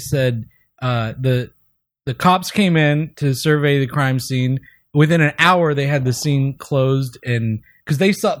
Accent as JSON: {"language": "English", "region": "North Carolina", "country": "United States", "tie": "born or raised there", "also_born_or_lived": "Portland, Oregon"}